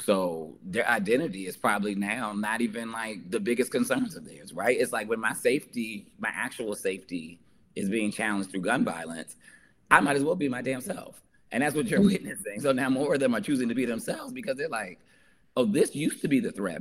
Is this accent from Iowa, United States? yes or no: no; New Jersey, United States; I'm from New Jersey